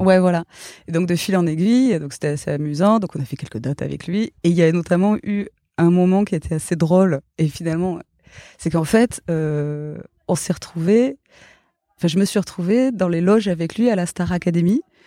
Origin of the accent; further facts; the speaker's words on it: Gers, Occitania, France; moved away; also born or lived in Toulouse; j'ai grandi dans le Gers